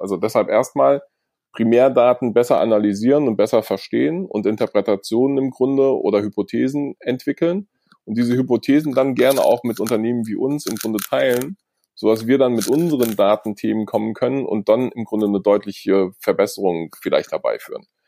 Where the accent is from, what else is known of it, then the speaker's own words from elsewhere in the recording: Germany; Wir haben als Deutsche